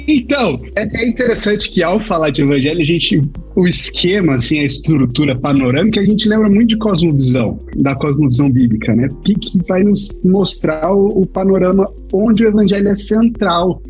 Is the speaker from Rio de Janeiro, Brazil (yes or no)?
no; interior of São Paulo state, Brazil; A gente é paulista do interior